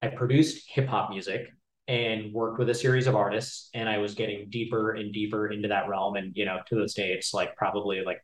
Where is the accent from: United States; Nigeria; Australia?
United States; Dallas, Texas; I'm from Dallas